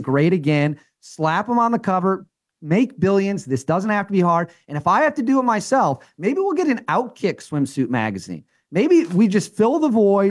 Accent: Wisconsin, United States; I'm from Wisconsin. I grew up around Packers fans

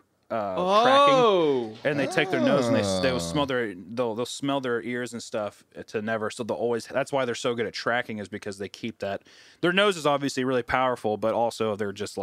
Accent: Kearney, Missouri, United States; I'm from Kearney, Missouri, which is outside of Kansas City, Missouri.

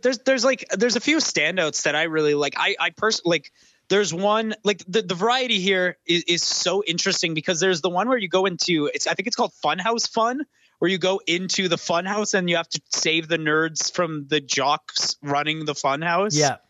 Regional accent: near Vancouver, British Columbia, Canada; Vancouver, which is just you know a hop and a skip away from my hometown

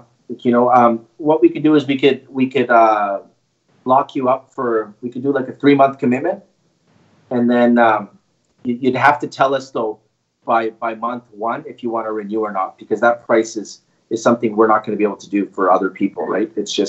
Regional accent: Canada; Canadian. Yes, sir. Yeah, I'm actually from Canada, right?

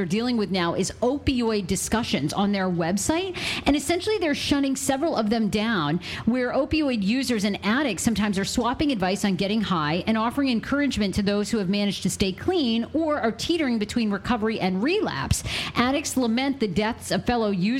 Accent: Maine, United States; In my home state of Maine

